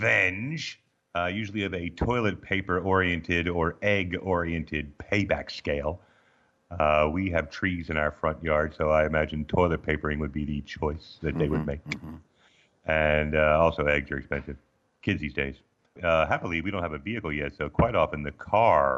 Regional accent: Arizona, United States; moved away as an adult; also born or lived in Baltimore, Maryland / Missouri / Illinois; now in Australia; growing up in Arizona, where it was a constant sort of medium high dryer heat all the time in life

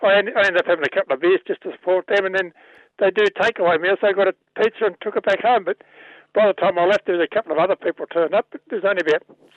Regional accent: Yarra Valley, Victoria, Australia; I'm from Victoria, Yarra Valley.

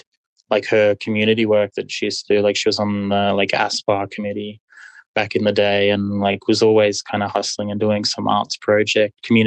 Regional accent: southeast Queensland, Australia; moved away as an adult; also born or lived in Muswellbrook, New South Wales; I grew up in southeast Queensland in a little country town

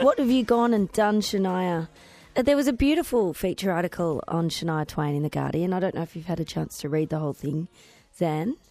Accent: Victoria, Australia; moved away; I grew up on the Murray

